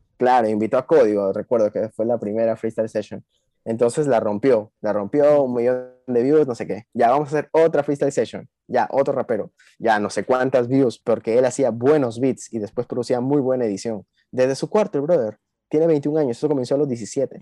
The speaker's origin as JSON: {"language": "Spanish", "country": "Peru", "said": "vengo de Perú"}